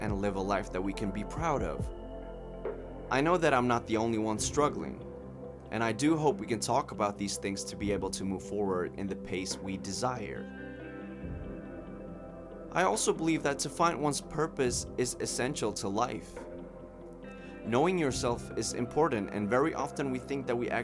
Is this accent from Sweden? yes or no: yes; Sweden; moved away as an adult; now in Latvia; I'm from Sweden, but currently I'm a third-year medical student living in Latvia.